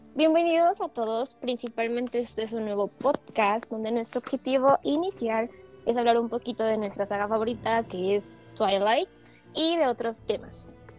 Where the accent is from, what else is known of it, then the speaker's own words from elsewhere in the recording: Mexico; somos de México, país